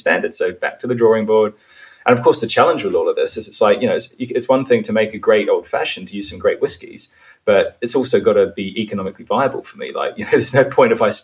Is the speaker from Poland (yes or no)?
no; New Zealand; I grew up in New Zealand. That was where my parents chose to raise the family.